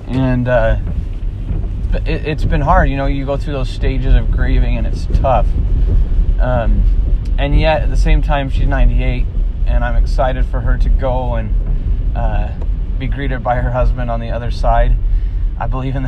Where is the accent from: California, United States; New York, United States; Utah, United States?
Utah, United States; Springville; So I grew up in Utah in a house that was literally